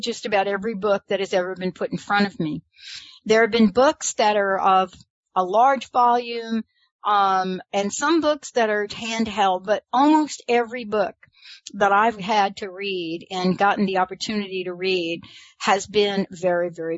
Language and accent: English; New York, United States; I'm from New York